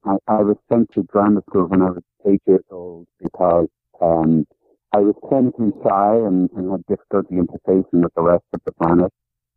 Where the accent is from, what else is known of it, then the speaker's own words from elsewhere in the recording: Dublin, Leinster, Ireland; moved away as an adult; now in Buffalo, United States; I grew up in Sandy Cove, which is on the south coast of Dublin.